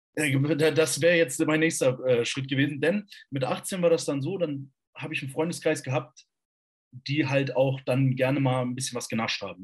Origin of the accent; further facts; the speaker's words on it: Borken, Hesse, Germany; also born or lived in Kassel; von Borken, das ist 30 Kilometer südlich hier, da komme ich nämlich eigentlich her